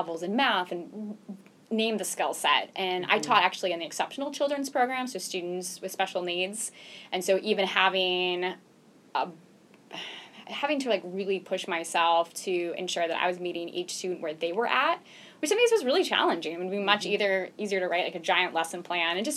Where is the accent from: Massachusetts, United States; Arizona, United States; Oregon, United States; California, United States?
Arizona, United States; Phoenix; moved away; also born or lived in Henderson, North Carolina; I grew up in Phoenix, mm-hmm. Arizona